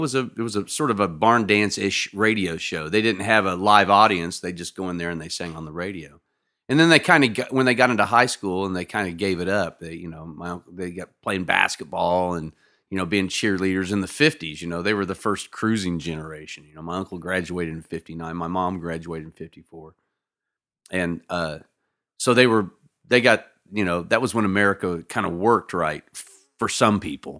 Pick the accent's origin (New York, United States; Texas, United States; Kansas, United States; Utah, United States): Kansas, United States; Lawrence; also born or lived in Nevada, Missouri; I grew up in Lawrence, Kansas. That's my hometown